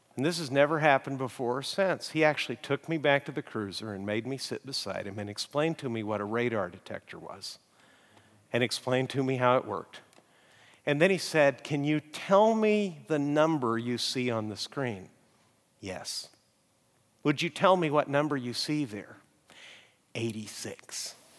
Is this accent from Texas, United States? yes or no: yes; Amarillo, Texas, United States; moved away; My hometown is Amarillo